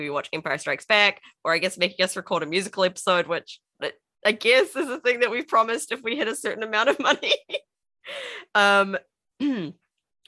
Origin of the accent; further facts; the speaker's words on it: New Zealand; I'm a Kiwi